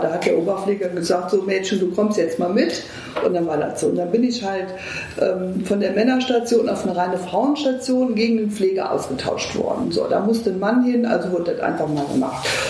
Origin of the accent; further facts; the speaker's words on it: Eifel, Germany; moved away as an adult; now in Düsseldorf, Germany; ich komme aus der Eifel.